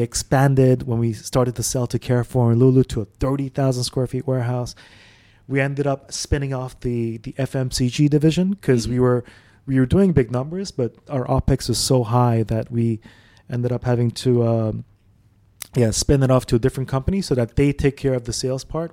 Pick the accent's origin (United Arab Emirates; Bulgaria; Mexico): United Arab Emirates; Dubai; also born or lived in Saudi Arabia; I grew up in Dubai actually, so we came here as a family in '92. Before that, we were in Saudi.